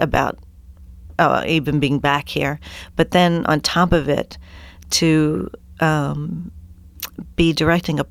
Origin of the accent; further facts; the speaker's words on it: Wilmington, Delaware, United States; I'm from Wilmington, Delaware